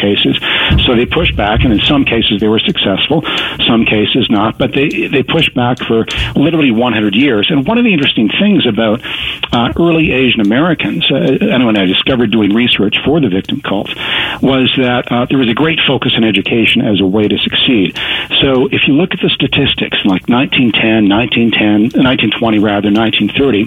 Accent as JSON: {"language": "English", "country": "Canada", "tie": "born or raised there", "said": "grew up in Canada. I've you know, ancestry in Wisconsin."}